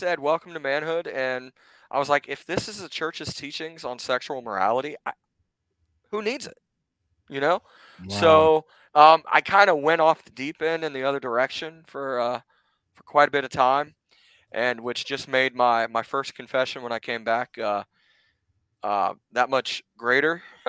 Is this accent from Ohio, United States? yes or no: yes; Gahanna, Ohio, United States; Gahanna, yeah, I grew up in Gahanna.